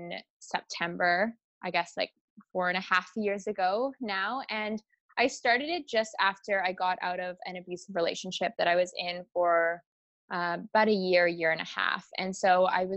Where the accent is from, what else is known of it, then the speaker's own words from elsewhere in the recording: Vancouver Island, British Columbia, Canada; moved away as an adult; also born or lived in Toronto / Rome, Italy; Originally, I'm actually from Vancouver Island as well